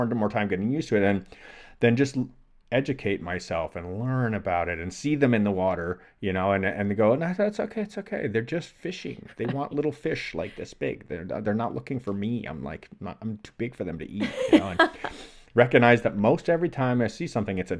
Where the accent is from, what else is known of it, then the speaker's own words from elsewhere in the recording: Toronto, Ontario, Canada; So I grew up in the Great Lakes region in Toronto in Canada. So fresh water, inland, no oceans, didn't spend any time near salt water.